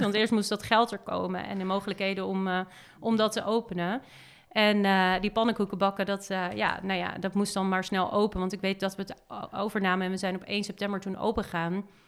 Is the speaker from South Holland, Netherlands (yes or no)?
yes; Hillegom, South Holland, Netherlands; also born or lived in Amsterdam; daar ben ik opgegroeid in Hillegom